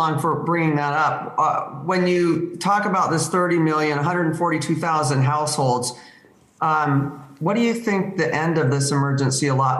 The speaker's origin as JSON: {"language": "English", "region": "Iowa", "country": "United States", "tie": "born or raised there", "said": "In my home state, there are over 400,000 food insecure Iowans. That's roughly one in seven adults and one in five children in Iowa, not having reliable access to food."}